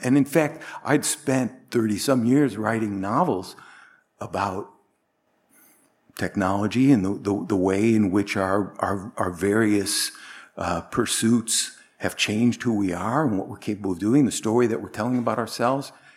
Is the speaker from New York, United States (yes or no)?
no; Northern Illinois, United States; moved away as an adult; also born or lived in Chicago / Bangkok, Thailand / East Coast, United States / Northern Europe; I was born in Chicago, grew up in Northern Illinois, came back to Illinois after, after I lived in Bangkok.